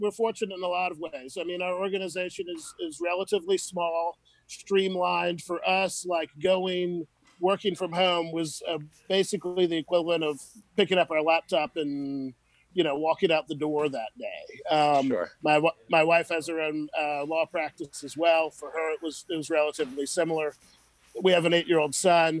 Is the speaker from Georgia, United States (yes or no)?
no; New Orleans, Louisiana, United States; I'm from New Orleans. My family, I'm the fifth generation of my family born in Orleans Parish